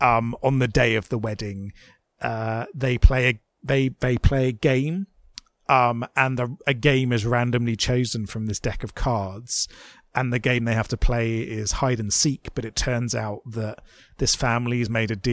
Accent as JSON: {"language": "English", "country": "United Kingdom", "said": "And you know what? I'm a Brit. I believe in the royal family."}